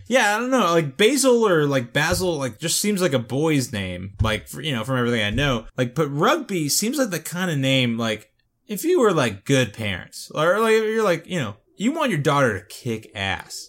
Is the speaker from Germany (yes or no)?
no; South Florida, United States; growing up in South Florida